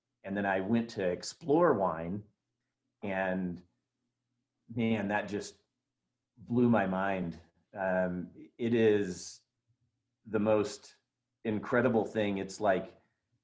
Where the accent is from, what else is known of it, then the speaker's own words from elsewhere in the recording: Oregon, United States; moved away as an adult; I grew up in Oregon